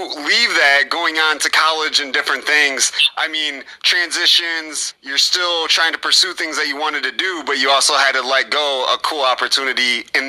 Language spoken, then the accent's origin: English; Midwest, United States; I'm from the Midwest.